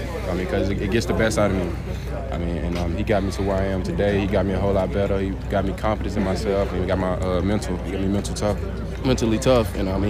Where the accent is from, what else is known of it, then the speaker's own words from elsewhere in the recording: Texas, United States; I never really just left my hometown or left Texas unless I was just going to play.